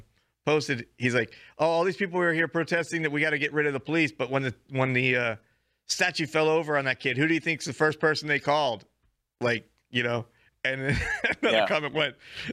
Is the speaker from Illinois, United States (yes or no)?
no; Florida, United States; I grew up in Florida.